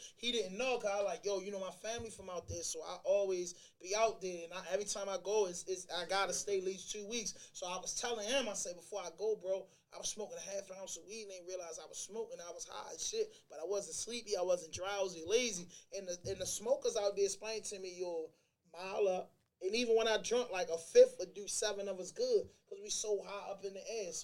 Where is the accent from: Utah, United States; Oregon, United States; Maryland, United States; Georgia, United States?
Maryland, United States; Baltimore; also born or lived in New York / Albany; I'm from Baltimore, and that's what 70% of the culture like out here. We haze people.